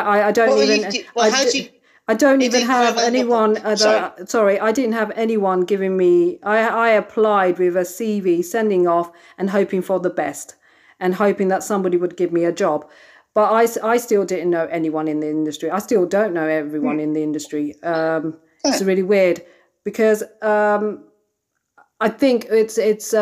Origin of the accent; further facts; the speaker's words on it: England, United Kingdom; I was born and brought up in England